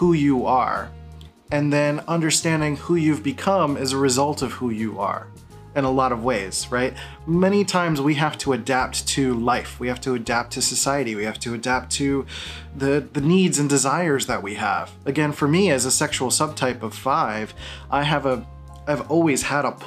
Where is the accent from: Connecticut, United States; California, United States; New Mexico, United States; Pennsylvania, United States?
Pennsylvania, United States; Philadelphia; I grew up in Philadelphia